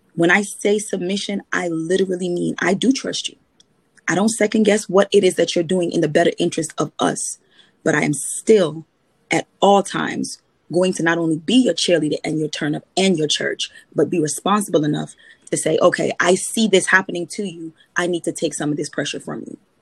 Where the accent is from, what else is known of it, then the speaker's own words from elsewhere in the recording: Trinidad & Tobago; I'm a Trinidadian